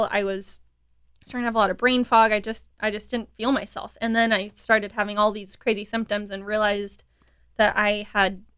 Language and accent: English; Dallas, Texas, United States; also born or lived in Utah; now in Houston, United States; I grew up in Dallas, Texas